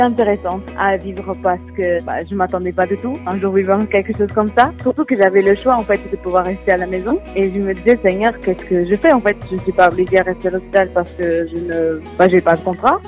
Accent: Portugal; French is a second language; moved away as an adult; now in France; Je suis portugaise et j'habite habité au Portugal jusqu'à mes 22 ans et j'ai déménagé euh, en France depuis 8 ans

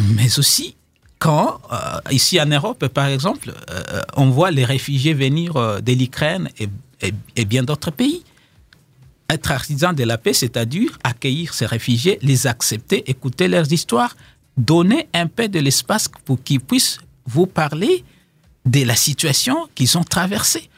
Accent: DR Congo; now in South Africa; en tant que Congolais, les gens, ils me disent bon, allez chez toi au Congo faire la paix

